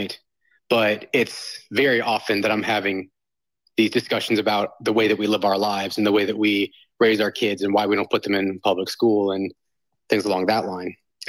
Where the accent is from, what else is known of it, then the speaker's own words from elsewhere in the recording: Southern Bible Belt, United States; growing up in the Southern Bible Belt evangelical space